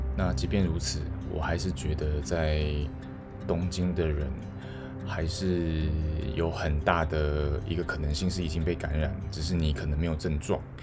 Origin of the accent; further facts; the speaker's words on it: Taiwan; now in Tokyo, Japan; 我最想做的就是回台湾，就是我可能真的想要回台湾一趟，然后去看看我的家人